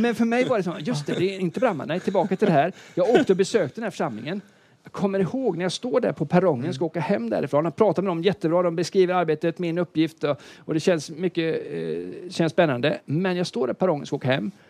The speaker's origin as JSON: {"language": "Swedish", "town": "Gothenburg", "region": "Västra Götaland", "country": "Sweden", "said": "jag är från Göteborg"}